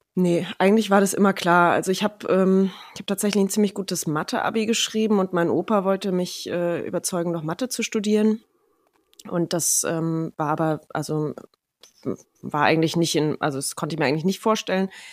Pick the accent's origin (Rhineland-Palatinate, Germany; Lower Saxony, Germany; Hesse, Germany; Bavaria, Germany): Rhineland-Palatinate, Germany; moved away as an adult; also born or lived in Kirchheimbolanden / Mallorca / Ludwigshafen / Munich; now in Mannheim, Germany; größtenteils in der Pfalz aufgewachsen